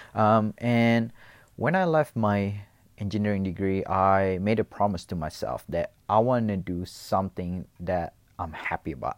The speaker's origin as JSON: {"language": "English", "country": "Indonesia", "tie": "born or raised there", "also_born_or_lived": "Los Angeles, United States", "moved": "as an adult", "lives_now": "Perth, Australia", "said": "I was actually born in Indonesia, and then I went to L A for middle school in, uh, for about two years, um, and came back to Indonesia, um, spent the high school there before I moved to Australia."}